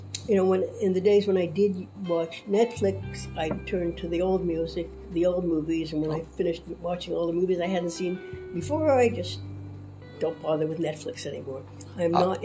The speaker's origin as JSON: {"language": "English", "town": "Ottawa", "region": "Ontario", "country": "Canada", "tie": "born or raised there", "moved": "yes", "said": "Well, I grew up in Ottawa, which was a lovely place to grow up. It was very safe. It was very, very nice place."}